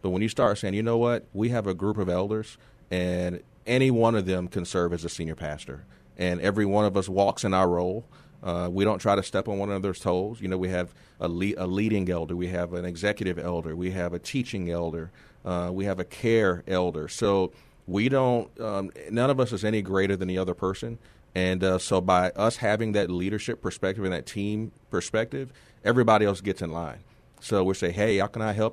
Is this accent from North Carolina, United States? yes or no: no; San Antonio, Texas, United States; moved away as an adult; I'm from here originally. I'm from San Antonio. I'm a graduate of Justin High School.